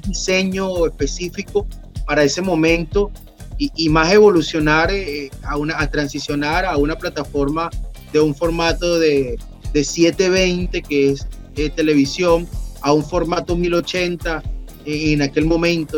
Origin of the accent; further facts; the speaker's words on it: Aragua, Venezuela; moved away; also born or lived in Caracas / Colombia / Maracay; yo nací aquí en Aragua, sin embargo tenía ya como unos 17 años por Caracas